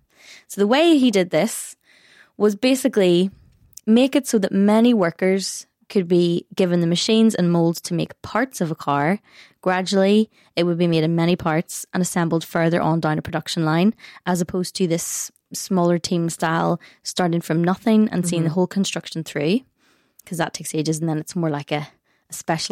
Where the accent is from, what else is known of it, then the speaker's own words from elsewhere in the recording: Northern Ireland, United Kingdom; we are Northern Irish